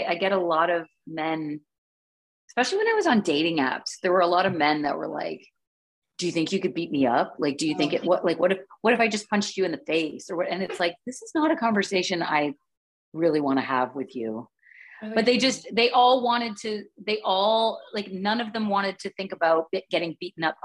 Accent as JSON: {"language": "English", "country": "Canada", "said": "I am still Canadian."}